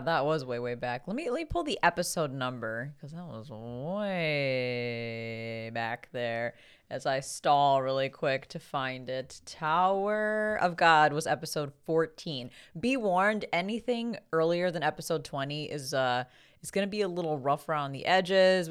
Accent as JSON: {"language": "English", "country": "United States", "said": "being an American"}